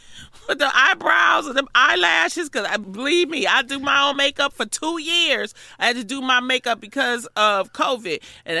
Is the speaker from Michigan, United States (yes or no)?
yes; Detroit, Michigan, United States; I'm from Detroit.